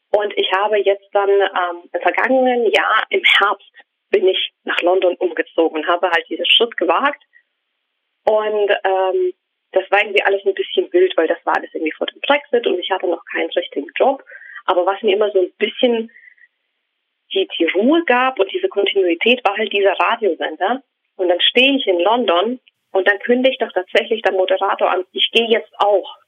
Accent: Ukraine; born there; German is a second language; ich bin in der Ukraine geboren worden, ähm, als es damals die Ukraine nicht gab, sondern die Sowjetunion.

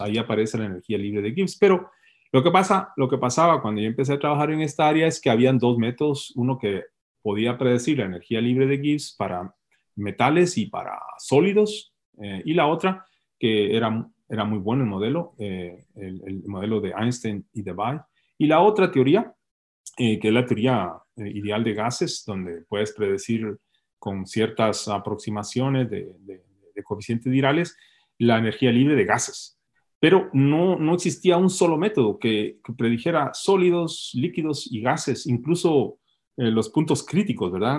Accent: Puerto San José, Escuintla, Guatemala; moved away as an adult; also born or lived in Guatemala City; Yo nací en, el Hospital Roosevelt y, y, crecí en el Puerto San José y viví en la capital la mayoría de mi vida

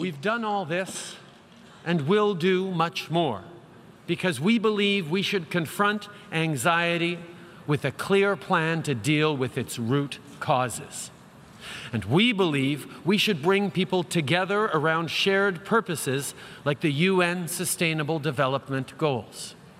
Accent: Canada; we're Canadian

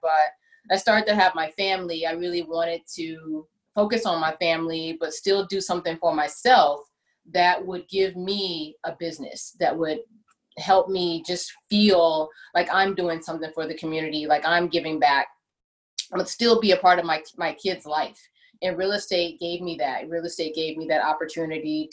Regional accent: Houston, Texas, United States; now in San Jose, United States; I'm actually from Houston, Texas. So we got to go in H-Town

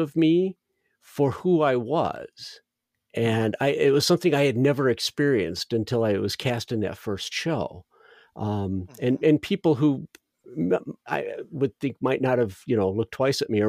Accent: Northwest Indiana, United States; I grew up in Northwest Indiana

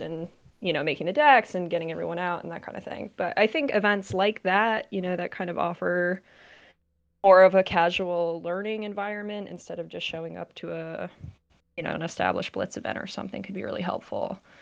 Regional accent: Connecticut, United States; now in New Jersey, United States; I'm from Connecticut

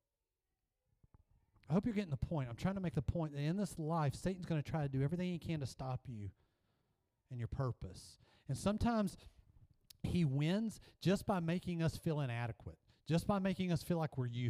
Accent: Memphis, Tennessee, United States; I'm from Memphis

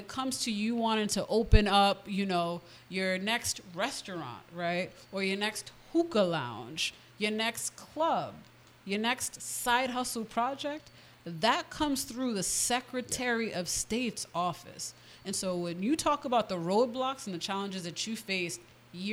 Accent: Providence, Rhode Island, United States; also born or lived in Brooklyn, New York; When my parents divorced, moved to Rhode Island. I went to Gilbert Stuart, graduated from Hope.

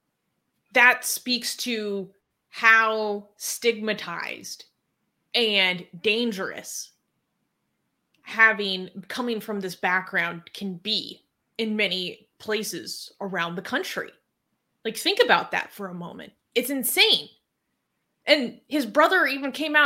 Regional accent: United States; as an American

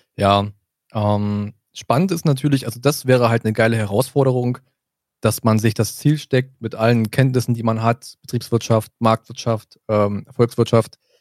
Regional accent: south of Brandenburg, Germany; moved away as an adult; now in Berlin, Germany; wir sind ja im Süden von Brandenburg groß geworden, dann rutschen wir eher so ein bisschen in das Sächsische rein

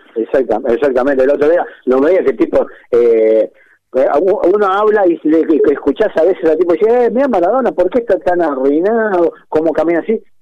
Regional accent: Argentina; los 40 millones de técnicos que somos en Argentina

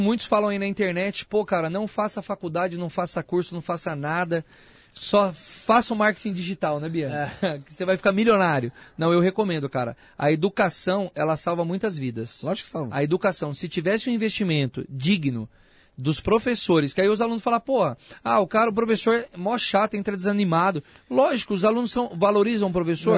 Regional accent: Itapevi, São Paulo, Brazil; sou da região ali, Itapevi, nasci em Itapevi.

